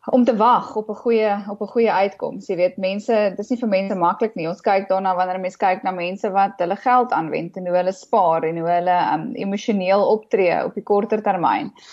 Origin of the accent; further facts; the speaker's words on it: Johannesburg, Gauteng, South Africa; ek het in Johannesburg groot geword